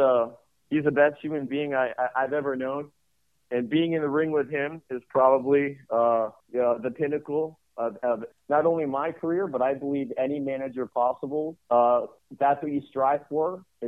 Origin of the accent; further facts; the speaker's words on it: Canada; Myself being from Canadian, and then being just a Canadian company that acquired